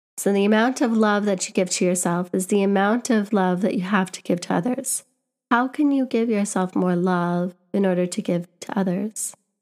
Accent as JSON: {"language": "English", "town": "Winnipeg", "region": "Manitoba", "country": "Canada", "tie": "born or raised there", "moved": "as an adult", "lives_now": "London, United Kingdom", "said": "I'm from Winnipeg"}